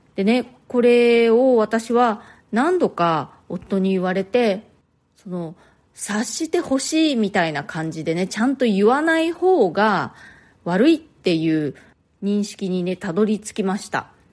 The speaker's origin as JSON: {"language": "Japanese", "country": "Japan", "tie": "born or raised there", "moved": "as an adult", "lives_now": "New York, United States", "said": "私は日本で生まれ育って、で、大人になってから、初めて、え、アメリカに、え、ニューヨークに引っ越してきました"}